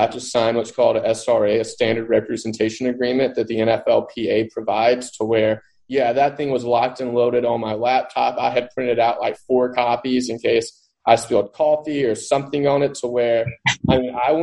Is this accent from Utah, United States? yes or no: no; Mississippi Delta, United States; I grew up in the Mississippi Delta